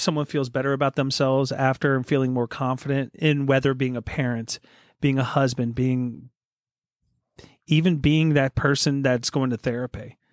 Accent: Poconos, Pennsylvania, United States; I was born in the Poconos

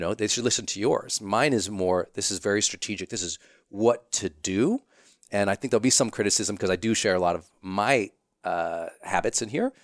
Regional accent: Montana, United States; I'm from Montana.

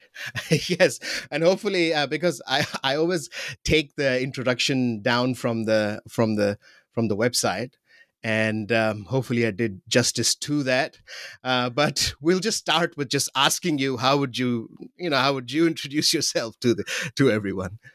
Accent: Pakistan; growing up in Pakistan

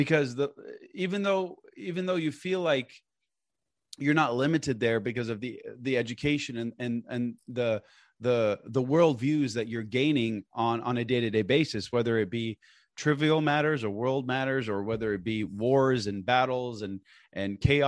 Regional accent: Portland, Oregon, United States; also born or lived in Lebanon; So I was born and raised in Portland, Oregon, but I lived in Beirut, Lebanon for, I would say, a good chunk of my childhood, you know, 10, 15 years.

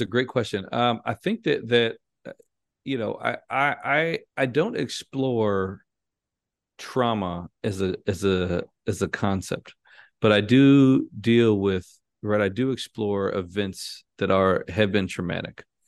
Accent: Chicago, Illinois, United States; I'm from Chicago. Um, you know, born and raised on the north side of Chicago

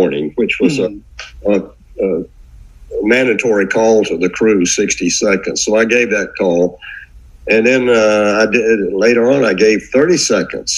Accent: South Carolina, United States; I grew up in South Carolina

